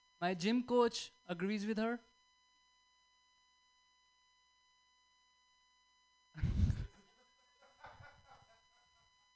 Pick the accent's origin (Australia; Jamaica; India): India; moved away as an adult; now in United States; I'm Indian, I don't get it, I'm on visa.